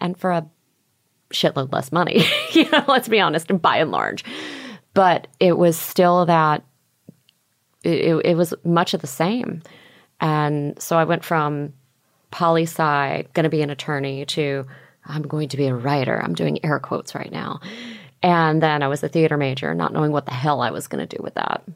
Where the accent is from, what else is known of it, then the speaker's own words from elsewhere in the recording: Houston, Texas, United States; also born or lived in Opelika, Alabama / Bard College, New York; I ended up growing up in Houston, Texas